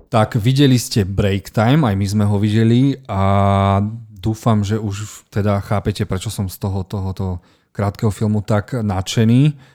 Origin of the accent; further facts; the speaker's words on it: Slovakia; ja ako Slovák